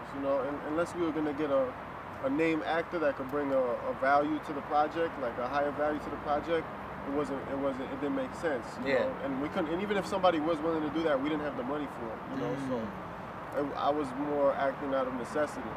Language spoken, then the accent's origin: English; New York City, New York, United States; also born or lived in Queens, New York / Brooklyn, New York; Born and raised Washington Heights